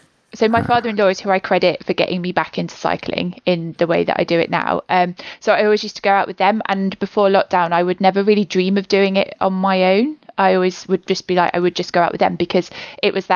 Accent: Leicester, East Midlands, United Kingdom; moved away as an adult; also born or lived in Nottingham; now in Newcastle, United Kingdom; I'm from Leicester originally.

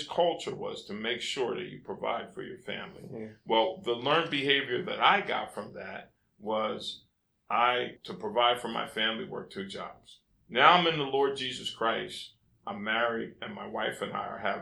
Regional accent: United States; first language English; I'm an American. I grew up in America, and I speak English

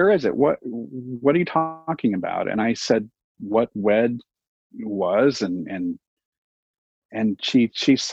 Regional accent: Glendale, California, United States; born and raised in Glendale.

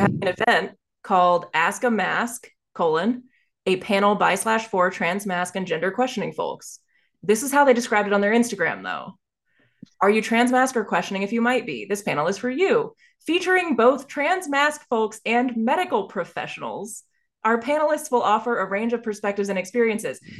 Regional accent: Dallas, Texas, United States; growing up in Dallas, Texas

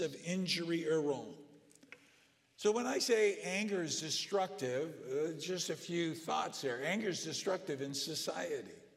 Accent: Southern California, United States; I grew up in Southern California

